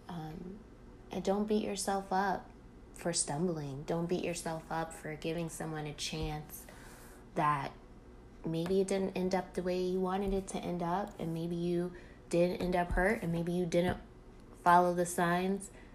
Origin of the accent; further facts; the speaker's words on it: North Carolina, United States; moved away as an adult; also born or lived in Phoenix, Arizona; I just moved back to North Carolina, my home state, from Phoenix, Arizona